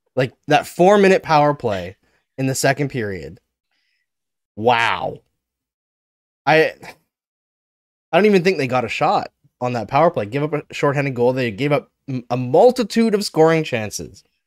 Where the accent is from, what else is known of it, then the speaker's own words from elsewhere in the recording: Saskatchewan, Canada; I'm from Saskatchewan, where I was born